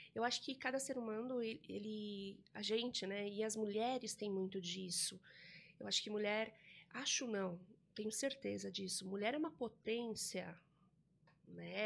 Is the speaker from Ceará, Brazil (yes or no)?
no; São Roque, São Paulo, Brazil; eu sou nascida em São Roque, é, aqui no interior de São Paulo também